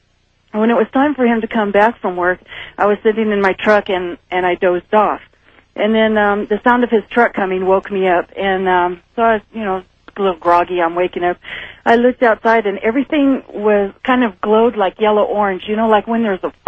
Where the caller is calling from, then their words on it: Carson City, Nevada, United States; I'm calling from Carson City.